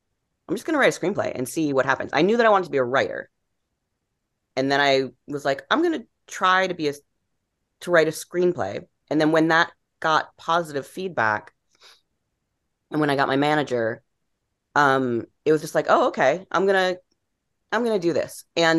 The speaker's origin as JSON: {"language": "English", "region": "East Coast", "country": "United States", "said": "I'm from the East Coast. I'm going to live in New York. I'm going to be a novelist."}